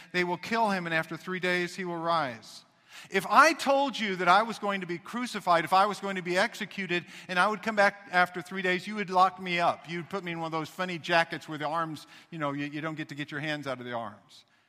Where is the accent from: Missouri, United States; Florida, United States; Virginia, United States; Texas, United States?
Missouri, United States; I was raised in Missouri